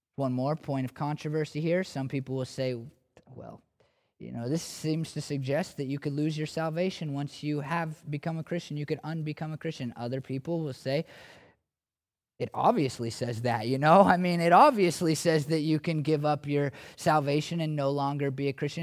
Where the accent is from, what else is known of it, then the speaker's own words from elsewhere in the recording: United States; I'm an American